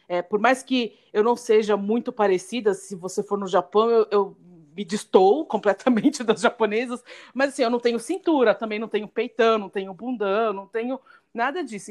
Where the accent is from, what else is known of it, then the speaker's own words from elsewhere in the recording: São Paulo, Brazil; como nós três somos de São Paulo